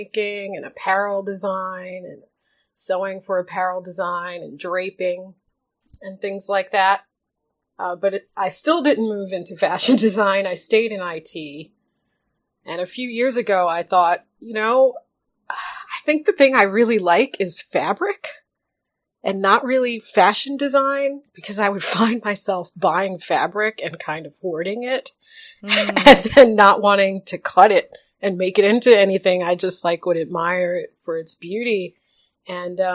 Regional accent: New York City, New York, United States; I grew up in Queens

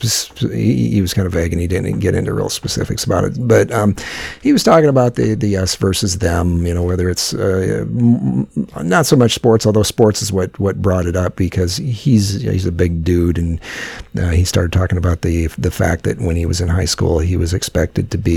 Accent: Midwest, United States; also born or lived in Los Angeles; now in Cedar Rapids, United States; being a Midwesterner

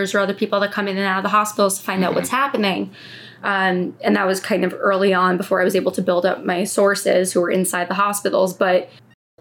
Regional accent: New Jersey, United States; now in New York City, United States; I grew up in New Jersey

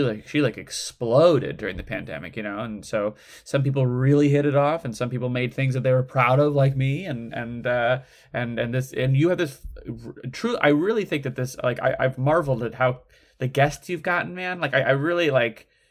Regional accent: Midwest, United States; moved away; growing up in the Midwest

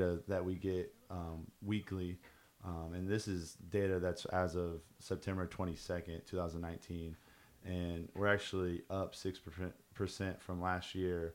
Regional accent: Indianapolis, Indiana, United States; I'm from Indianapolis.

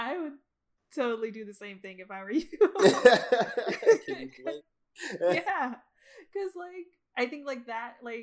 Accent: Florida, United States; moved away; I'm from Florida

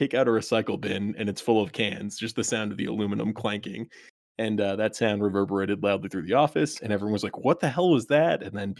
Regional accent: Rhode Island, United States; And also, I grew up in Rhode Island, where our regional grocery chain, one of them, is called Stop and Shop.

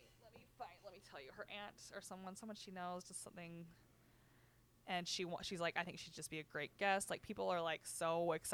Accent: Richfield, United States; born or raised there

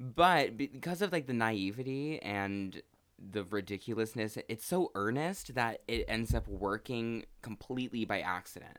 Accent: Pacific Northwest, United States; moved away; my hometown is from, you know, the Pacific Northwest

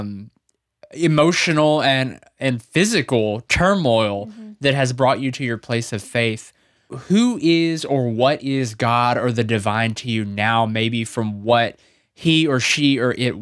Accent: the South, United States; we're from the South

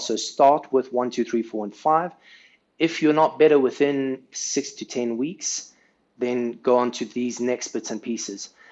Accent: South Africa; now in Saudi Arabia; where I grew up in South Africa

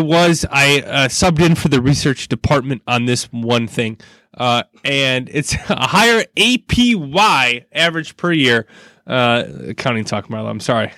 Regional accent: Burlington, Wisconsin area, United States; moved away; my hometown area

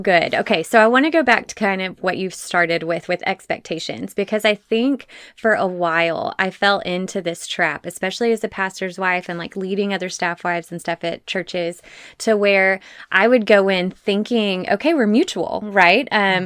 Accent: Texas, United States; my fellow Texan

